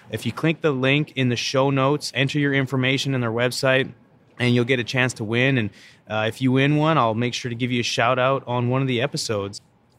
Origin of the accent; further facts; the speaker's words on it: Houston, Texas, United States; Yeah, I'm from Houston. I don't even know the name.